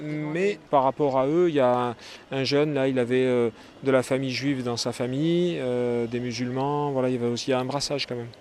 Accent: Carnoux-en-Provence, Provence-Alpes-Côte d'Azur, France; also born or lived in Aubagne; je suis né à Carnoux en Provence

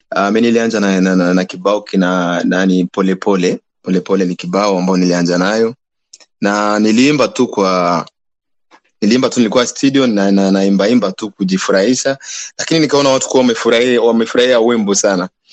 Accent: Beni, North Kivu, DR Congo; now in Goma, Democratic Republic of the Congo; Mi ni mzaliwa wa Beni huko

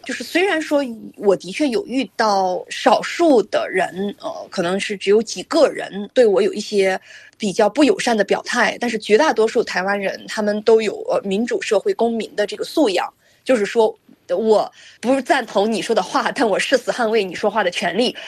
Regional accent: China; now in Canada; 我作为中国人

